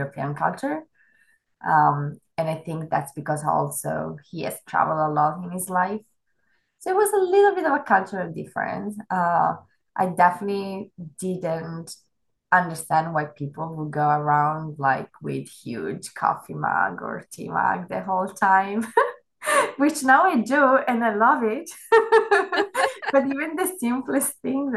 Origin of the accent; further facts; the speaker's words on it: Italy; moved away as an adult; also born or lived in Germany; now in Bay Area, United States; I'm Italian. I was born and raised in Italy